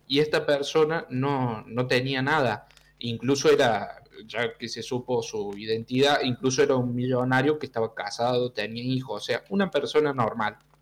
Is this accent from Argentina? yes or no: yes; Argentina; Yo soy de Argentina